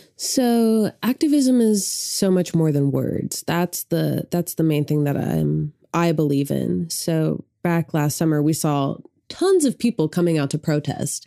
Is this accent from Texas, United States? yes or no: no; Sand Springs, Oklahoma, United States; I grew up outside of Tulsa in a small town called Sand Springs